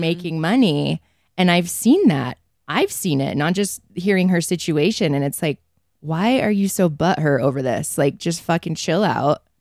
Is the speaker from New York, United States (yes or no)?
no; Provo, Utah, United States; I grew up in Provo, not Mormon